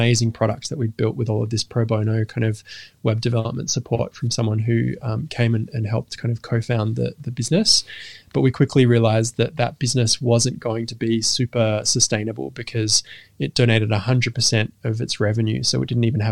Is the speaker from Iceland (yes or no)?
no; Western Australia, Australia; also born or lived in London; we moved from London to Western Australia when I was very young